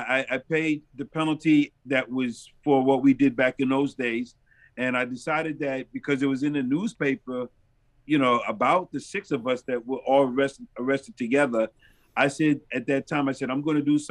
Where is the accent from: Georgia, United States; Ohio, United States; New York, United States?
New York, United States; New York City; moved away as an adult; also born or lived in Brooklyn / Queens; now in Rochester, United States; I was born and raised in New York City